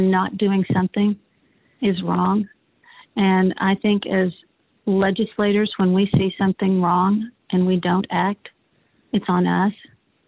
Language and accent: English; United States; as an American and as a mom